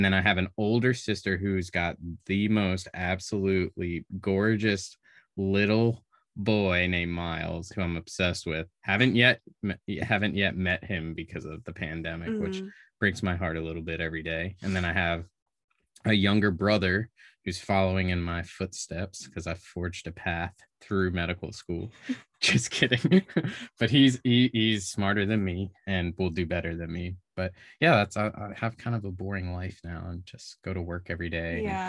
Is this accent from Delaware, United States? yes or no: yes; Delaware, United States; now in Missouri, United States; I'm 31 years old. I'm from Delaware. Oof. Originally.